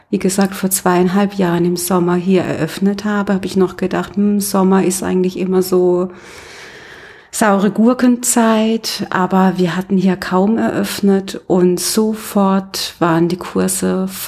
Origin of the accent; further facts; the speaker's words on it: Karlsruhe, Baden-Württemberg, Germany; Also du kommst gar nicht von hier? nee, ich komme aus Karlsruhe.